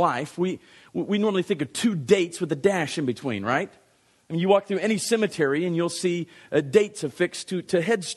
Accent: Dallas, Texas, United States; I was born on July the 27th, 1966 in Dallas, Texas.

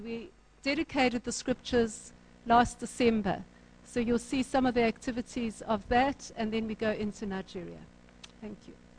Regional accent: Durban, KwaZulu-Natal, South Africa; I'm from Durban North

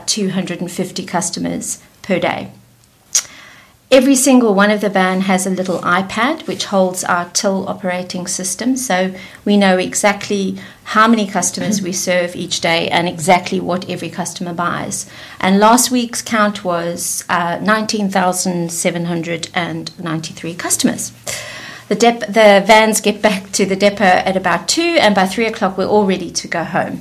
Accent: South Africa; accent: South African twang; moved away as an adult; also born or lived in London; now in United Kingdom; I was born in London, but I grew up in South Africa and returned to the UK 24 years ago, and somehow I've managed not to lose my South African twang

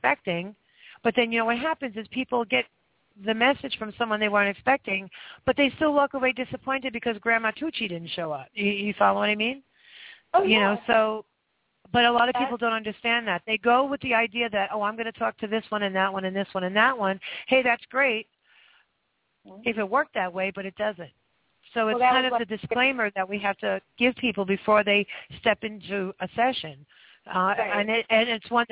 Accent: New York, United States; I'm from New York

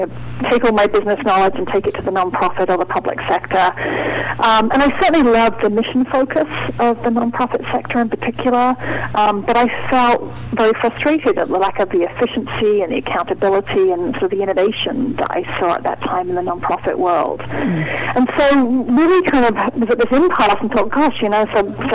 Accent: United Kingdom; moved away as an adult; now in New England, United States; I'm not originally from the New England area, but I've been working hard on my New England accent for a couple of decades now. But I grew up in the United Kingdom

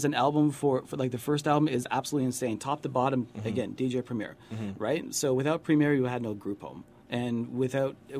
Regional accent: London, Ontario, Canada; born or raised there; now in Toronto, Canada

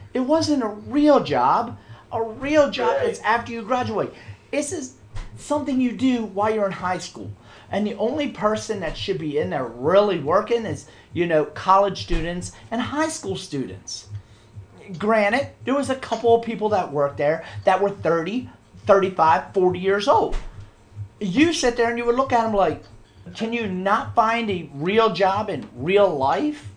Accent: United States; as an American

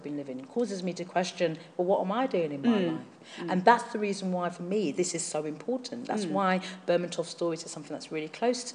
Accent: London, United Kingdom; I come from Hackney in East London

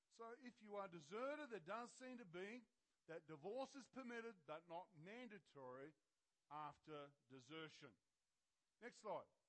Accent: Australia; I'm an Aussie, even though I'm wearing pink, you know. I'm an Aussie.

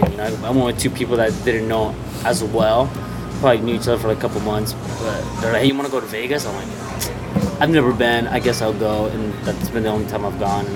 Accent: Mexico; moved away; my hometown in Mexico

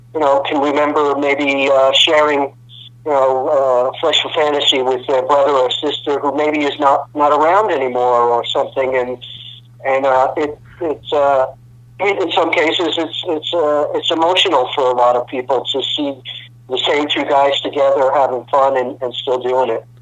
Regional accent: New York, United States; moved away as an adult; also born or lived in Los Angeles; I'm a kid from New York. I was used to subways

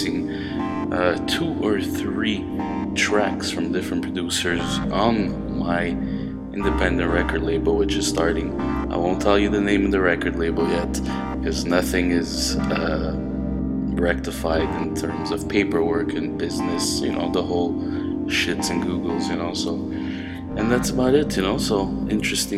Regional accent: Montreal, Quebec, Canada; Montreal, obviously, my hometown.

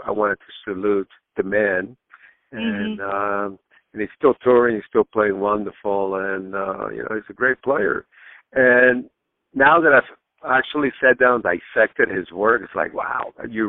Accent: Miami, Florida, United States; also born or lived in Cuba; growing up in Miami and myself being a Cuban immigrant, we came to the United States in 1961

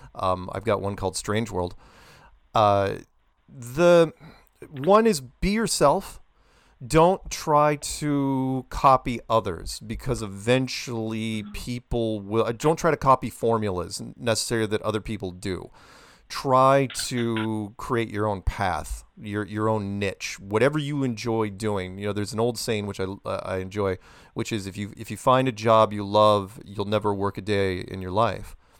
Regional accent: United States; being an American

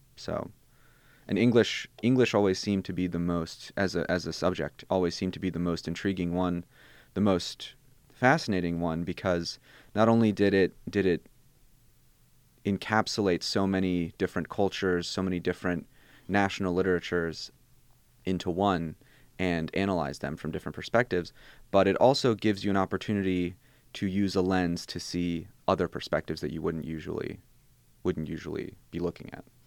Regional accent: St. Louis, Missouri, United States; first language Bosnian; English is a second language; also born or lived in Germany / Columbia, Missouri / New Orleans; moved to the States fairly young

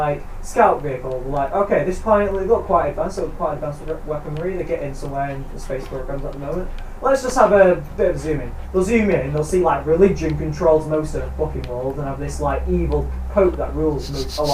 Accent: United Kingdom; we're British

